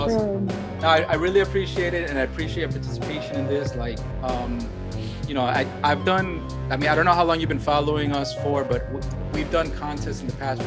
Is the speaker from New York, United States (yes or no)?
yes; New York City, New York, United States; I'm from the Bronx